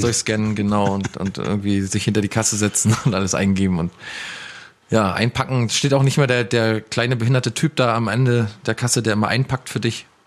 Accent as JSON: {"language": "German", "town": "Ueckermünde", "region": "Mecklenburg-Vorpommern", "country": "Germany", "tie": "born or raised there", "said": "in der Stadt, also in der Innenstadt, in der Altstadt bei uns in Ueckermünde"}